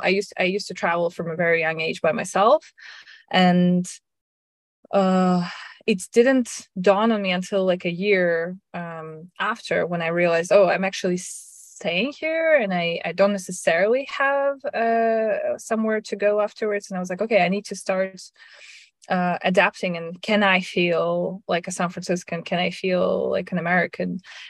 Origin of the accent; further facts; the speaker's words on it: Russia; English is a second language; my parents moved me at a very young age to Russia, and I grew up in Russia thinking, well, we're going to stay this, you know, one more year.